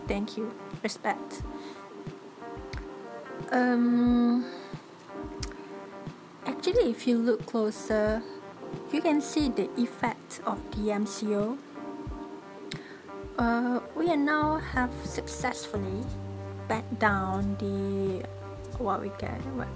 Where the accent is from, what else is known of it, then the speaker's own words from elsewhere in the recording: Malaysia; as a Malaysian